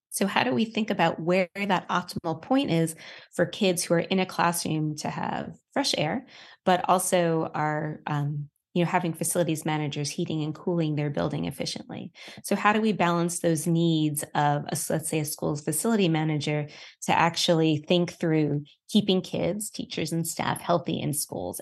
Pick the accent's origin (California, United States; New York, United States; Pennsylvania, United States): New York, United States; New York City; now in Colorado, United States; I'm a New Yorker